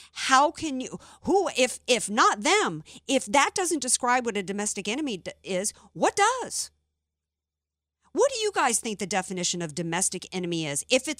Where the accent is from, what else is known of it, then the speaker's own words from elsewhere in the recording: Deep South, United States; I grew up in the Deep South.